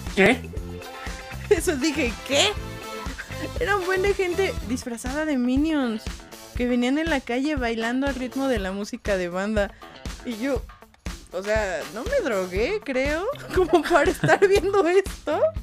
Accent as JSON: {"language": "Spanish", "country": "Mexico", "said": "de México"}